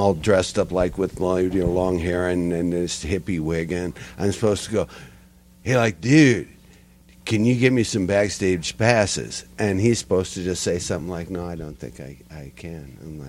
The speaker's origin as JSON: {"language": "English", "town": "Seattle", "region": "Washington", "country": "United States", "said": "The West Coast, Seattle."}